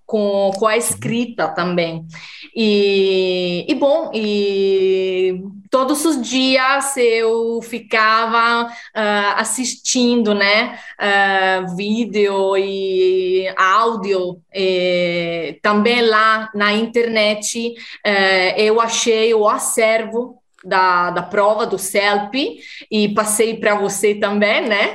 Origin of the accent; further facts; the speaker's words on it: Italy; Portuguese is a second language; also born or lived in Mozambique; sou italiana como o Paulo e moro no norte da Itália, perto de Milão